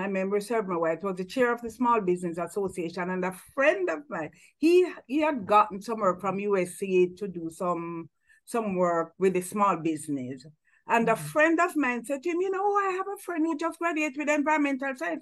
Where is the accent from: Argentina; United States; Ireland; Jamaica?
Jamaica; I was the first Jamaican to have registered full time in the master's program in that university. So I was like token Jamaican